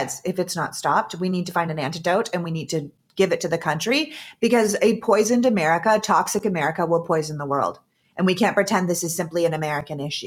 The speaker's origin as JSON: {"language": "English", "country": "Canada", "tie": "born or raised there", "said": "I grew up in Canada"}